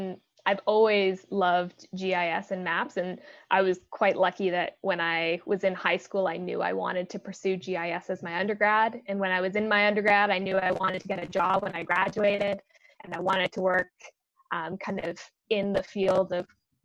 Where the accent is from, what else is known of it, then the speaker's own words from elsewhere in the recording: British Columbia, Canada; I moved a lot growing up, so I lived in a lot of different places. I grew up out on Vancouver Island and was very outdoorsy.